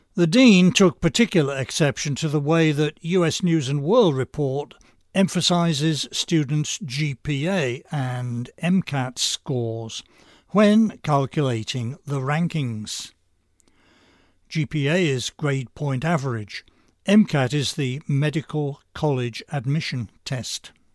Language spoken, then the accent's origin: English; United States; As an American with a strong attachment to our constitution and our political traditions